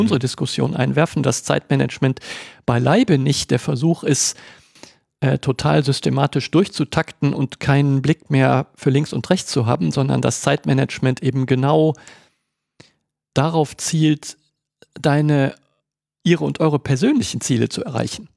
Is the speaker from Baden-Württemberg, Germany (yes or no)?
no; Cologne, North Rhine-Westphalia, Germany; ich bin Kölner